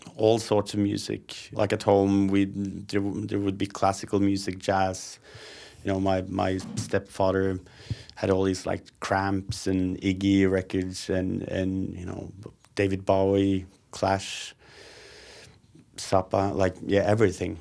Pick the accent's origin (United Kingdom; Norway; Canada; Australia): Norway; Hamar, Innlandet; also born or lived in Moss / Gausdal / Oslo; And I ended up in Hamar when I was four years old, I think. That's where I lived until I was twenty before moving to Oslo.